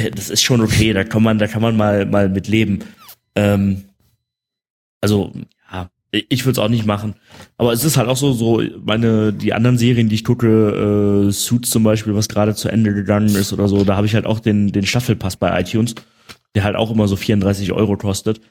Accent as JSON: {"language": "German", "country": "Germany", "said": "hier als Deutscher"}